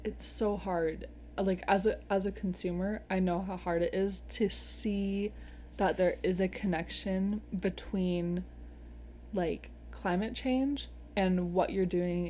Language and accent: English; Seattle, Washington, United States; I'm from Seattle. I talk about Seattle a lot because it's near and dear to my heart.